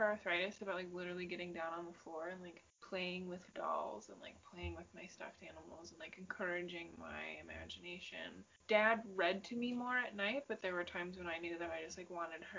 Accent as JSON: {"language": "English", "region": "Michigan", "country": "United States", "said": "we've said we're from Michigan"}